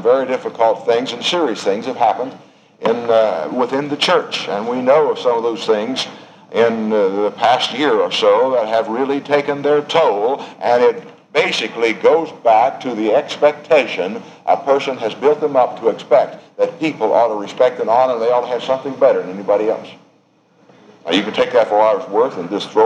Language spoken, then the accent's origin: English; United States; I'm white and I'm American.